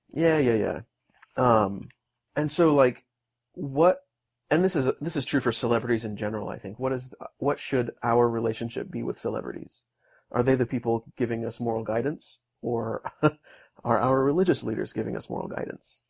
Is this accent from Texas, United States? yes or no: yes; north of Houston, Texas, United States; I'm from just a little ways north of there